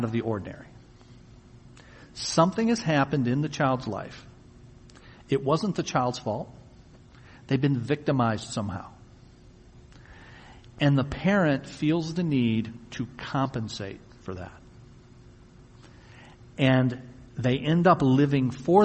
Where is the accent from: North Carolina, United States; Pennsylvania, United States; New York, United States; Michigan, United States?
Michigan, United States; Wyandotte; also born or lived in Tennessee; I was born in Wyandotte in 1962. I'm 54. And then when I was an infant toddler, I'm told we moved to Tennessee. And my younger brother was born there in 1964. But then shortly thereafter, we came back here. So for all the years I can remember, in kindergarten all the way up, I've lived here